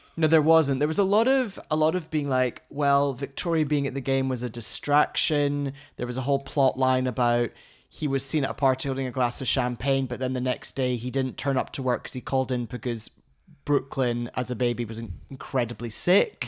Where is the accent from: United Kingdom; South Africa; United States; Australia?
United Kingdom; Scotland; moved away; I'm Scottish.